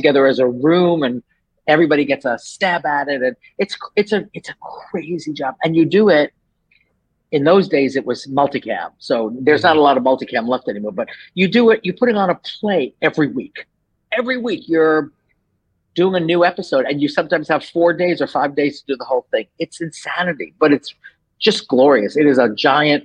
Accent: New York, United States; moved away as an adult; now in Los Angeles, United States; I'm from New York. So I grew up in New York

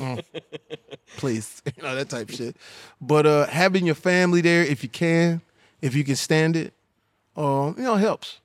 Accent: Texas, United States; I'm from Texas, so I, you know, these my people

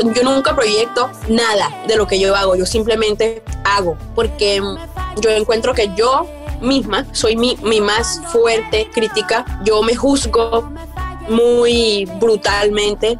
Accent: La Guajira, Colombia; also born or lived in Atlántico, Colombia; now in Canada; soy del Atlántico eh, y de la Guajira. Ya, me crié mitad y mitad y, eh, eh, entre las dos, como que iba a la escuela en Atlántico, pero me crié en la Guajira

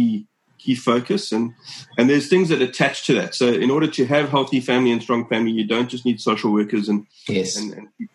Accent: Cape Town, Western Cape, South Africa; I was born here in Cape Town

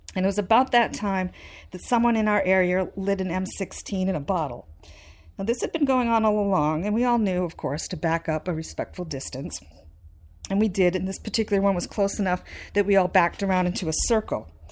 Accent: New Hampshire, United States; I was from New Hampshire

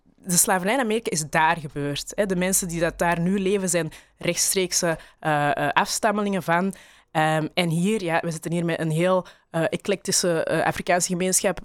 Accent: Belgium; ik ben opgegroeid in België

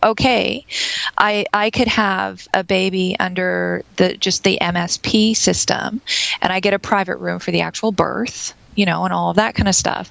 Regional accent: Canada; I'm Canadian

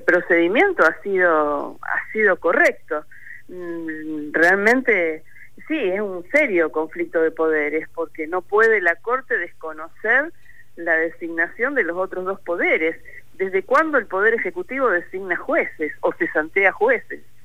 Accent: Rosario, Santa Fe, Argentina; Soy rosarina y soy santafesina

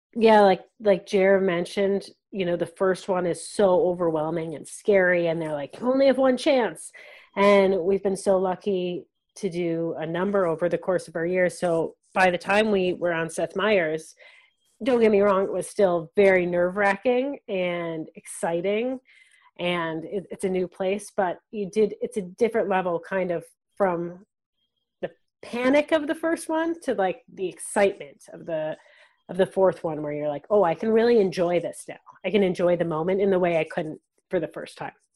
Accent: Wisconsin, United States; now in Canada; I mostly played classical music growing up, but I'm from Wisconsin

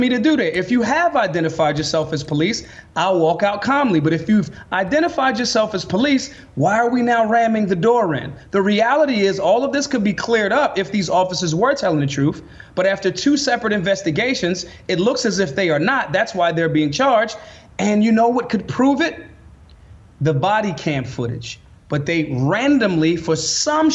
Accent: United States; we as the American people

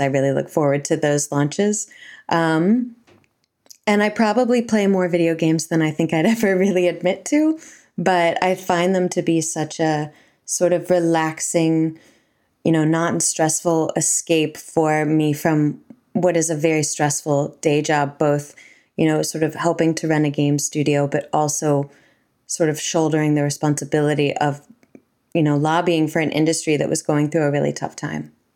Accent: United States; now in New Zealand; I'm from America

